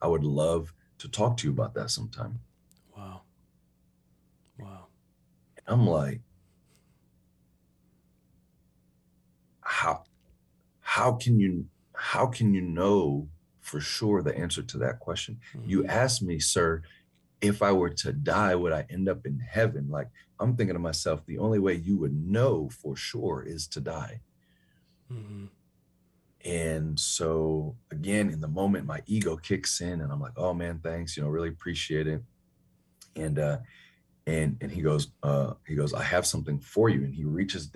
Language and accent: English; Chicago, Illinois, United States; moved away; also born or lived in New York / Huntsville, Texas; I'm born in New York. I grew up in Chicago.